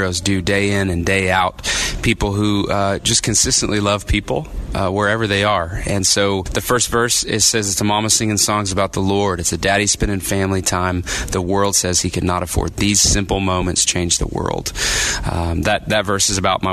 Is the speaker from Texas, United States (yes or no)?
yes; Texas, United States; I grew up in Texas